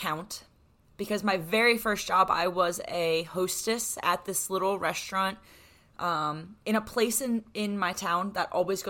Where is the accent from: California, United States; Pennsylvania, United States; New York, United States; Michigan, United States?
Pennsylvania, United States; Manheim; born or raised there